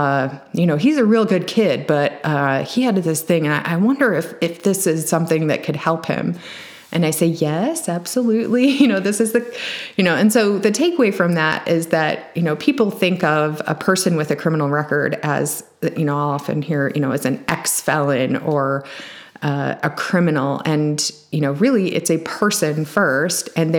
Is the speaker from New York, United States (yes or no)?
no; Champaign, Illinois, United States; I'm from Champaign